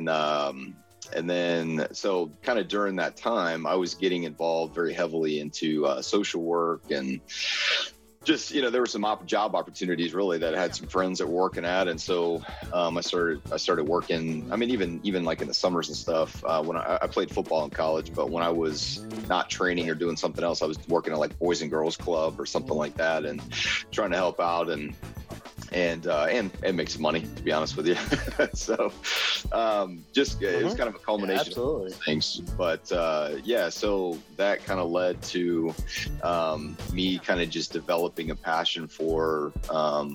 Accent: Alexandria, Virginia, United States; moved away; I was born in Alexandria, Virginia

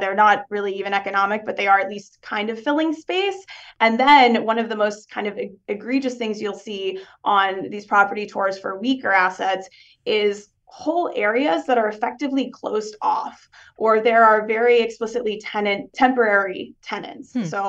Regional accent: Dallas, Texas, United States; also born or lived in Houston; I was born in Houston. I went to high school in Dallas. So I've moved around a fair bit though.

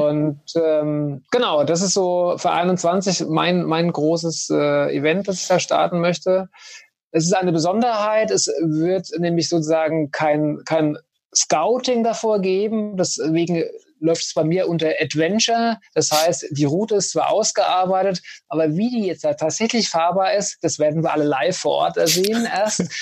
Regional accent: Germany; bei uns in Deutschland

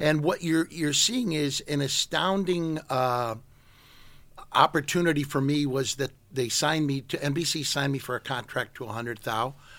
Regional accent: St. Louis, Missouri, United States; moved away as an adult; now in San Francisco, United States; in Saint Louis where I grew up

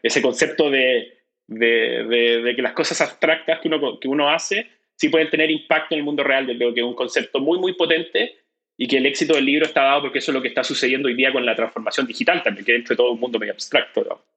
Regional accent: Chile; como chileno

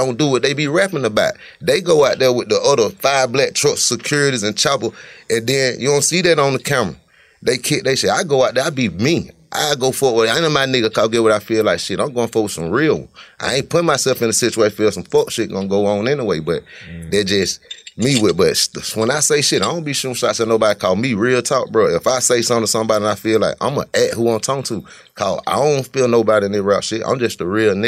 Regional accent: Cleveland, United States; be knowing I'm from Cleveland, been from Cleveland

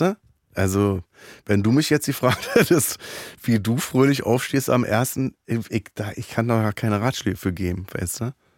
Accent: Berlin, Germany; Ich bin ja in Neukölln geboren auch

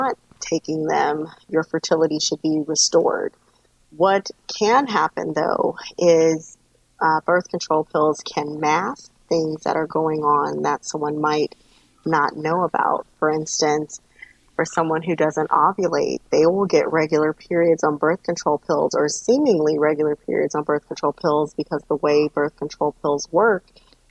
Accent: Los Angeles, California, United States; moved away; I am originally from Los Angeles, California

